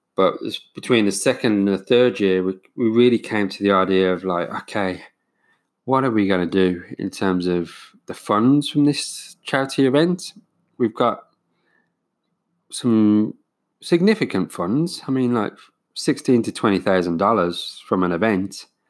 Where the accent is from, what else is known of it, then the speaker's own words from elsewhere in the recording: United Kingdom; now in New Zealand; being British